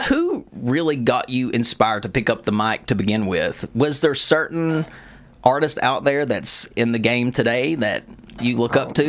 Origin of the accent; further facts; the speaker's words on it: Lexington, Kentucky, United States; accent: southern; my dream venue would be to perform in my hometown, Lexington, Rupp Arena.